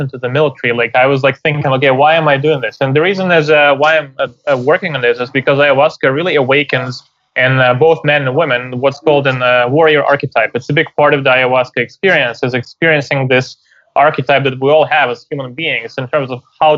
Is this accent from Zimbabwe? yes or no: no; Ukraine; moved away; I'm from Ukraine originally